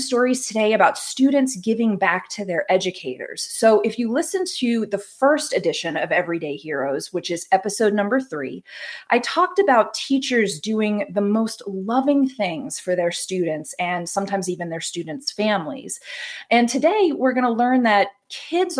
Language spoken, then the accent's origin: English; the South, United States; now in the West, United States; I grew up in the South. And that means mild winters